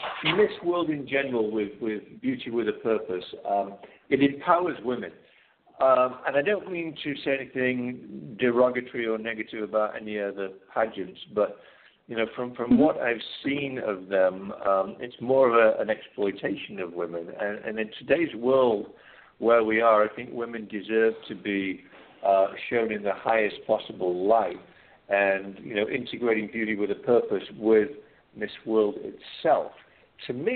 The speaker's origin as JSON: {"language": "English", "region": "England", "country": "United Kingdom", "tie": "born or raised there", "moved": "as an adult", "lives_now": "United States", "said": "growing up in England"}